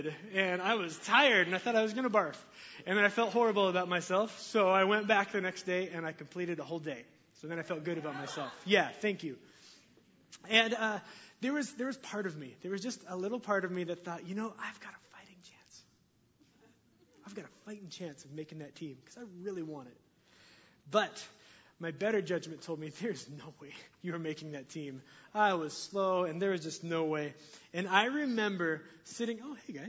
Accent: Linden, United States; I grew up here in Linden

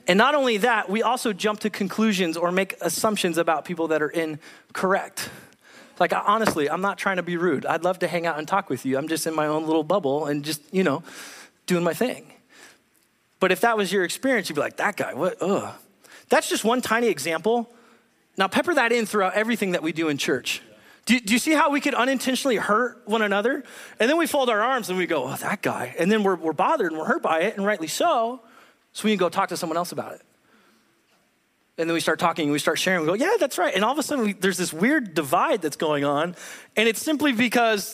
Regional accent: Southern California, United States; moved away as an adult; now in Whatcom County, Washington, United States; I'm originally born and raised in California

